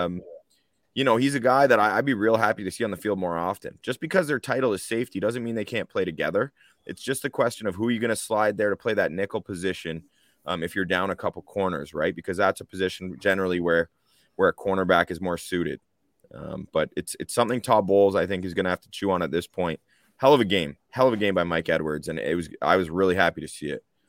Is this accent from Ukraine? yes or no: no; Canada; We are Canadian, all three of us.